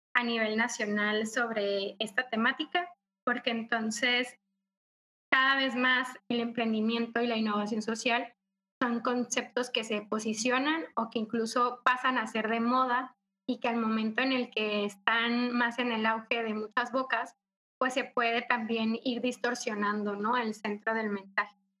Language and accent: Spanish; Cócorit, Sonora, Mexico; moved away as an adult; now in Mexico City, Mexico; Yo soy de Sonora, soy norteña, orgullosamente, y soy de una comunidad muy pequeña que se llama Cocorit